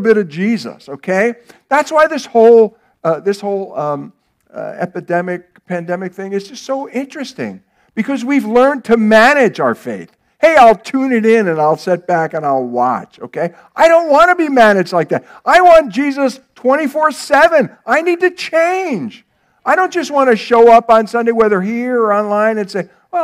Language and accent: English; United States; There were things that I received by living in America, by being an American, by growing up where I did